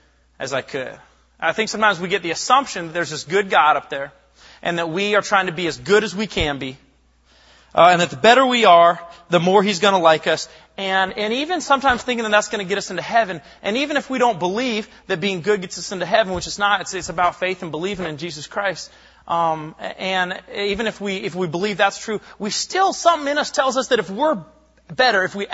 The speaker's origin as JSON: {"language": "English", "town": "Bellingham", "region": "Washington", "country": "United States", "tie": "born or raised there", "said": "I'm from Bellingham, Washington, grew up about an hour north of here. I went to Sehome High School"}